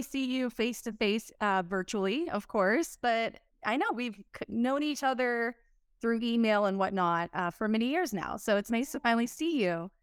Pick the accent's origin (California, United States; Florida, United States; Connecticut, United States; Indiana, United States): California, United States; Southern; I'm from SoCal